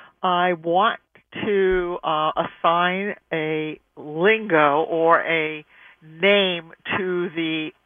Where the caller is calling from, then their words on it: Bayville, New York, United States; I'm calling from Bayville, New York.